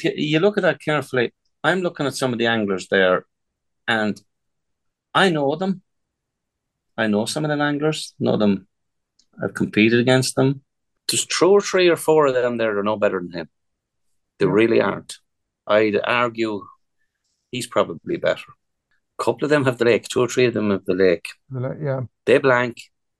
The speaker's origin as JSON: {"language": "English", "region": "England", "country": "United Kingdom", "tie": "born there", "said": "We do know I was born in England, don't we? I'm eligible."}